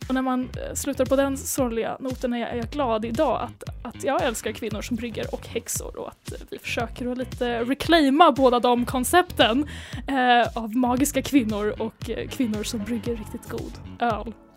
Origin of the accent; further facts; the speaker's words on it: Sweden; som svensk